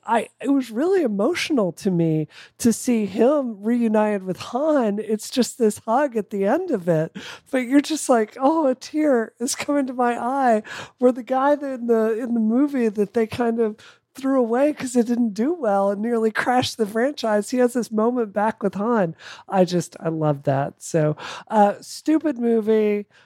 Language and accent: English; Mississippi, United States; growing up in Mississippi